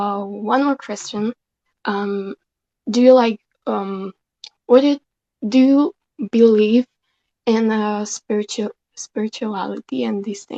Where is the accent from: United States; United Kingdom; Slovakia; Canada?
Slovakia; English is a second language; I'm from Slovakia.